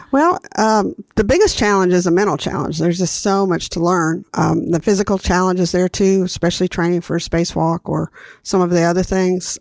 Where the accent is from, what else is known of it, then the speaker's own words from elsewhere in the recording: Huntsville, Alabama, United States; I grew up in Huntsville, Alabama